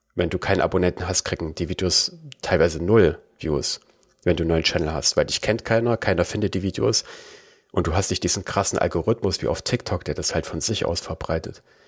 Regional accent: Germany; accent: German; meinen deutschen, äh, über meinen Akzent

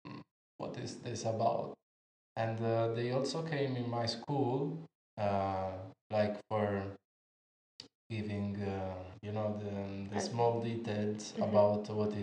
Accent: near Pescara, Abruzzo, Italy; I'm from Italy, actually near Pescara, that is in Abruzzo.

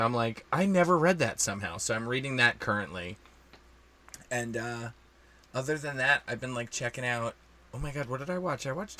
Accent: New Jersey, United States; accent: New Jersey; My New Jersey accent is not helping at all

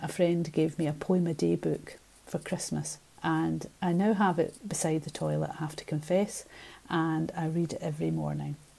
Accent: Ayrshire, Scotland, United Kingdom; growing up in Ayrshire, the poetry of Robert Burns

